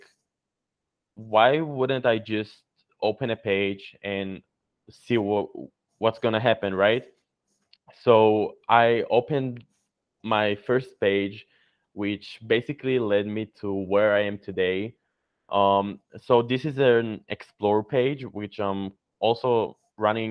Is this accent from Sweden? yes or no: no; Israel; I'm from Israel